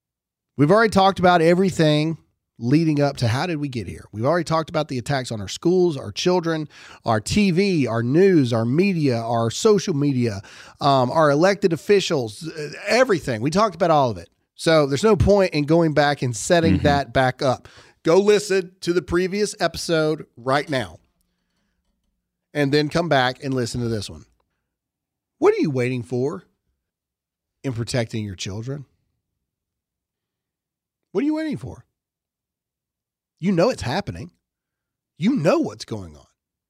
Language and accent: English; Mississippi, United States; I'm from Mississippi. I know the difference.